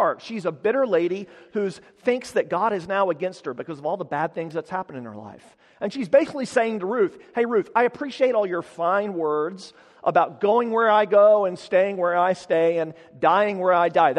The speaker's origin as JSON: {"language": "English", "town": "Amarillo", "region": "Texas", "country": "United States", "tie": "born or raised there", "said": "my hometown of Amarillo, which is in the Texas Panhandle"}